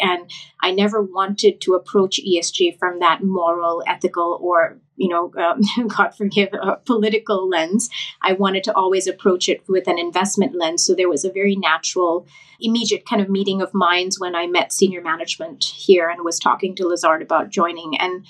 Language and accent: English; Thailand; moved away as an adult; also born or lived in India; now in United States; because I grew up in Thailand and India, half and half. And then I came to the US for my undergraduate degree.